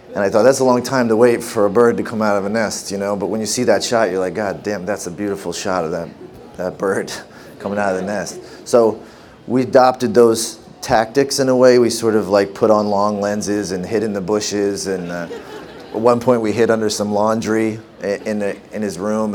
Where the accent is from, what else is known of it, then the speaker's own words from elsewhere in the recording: Canada; growing up in Canada